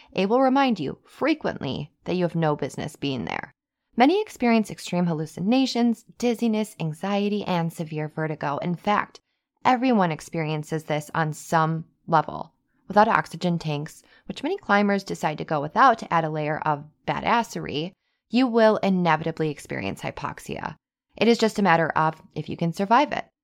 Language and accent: English; Wisconsin, United States; I'm from Wisconsin, and I lived on a base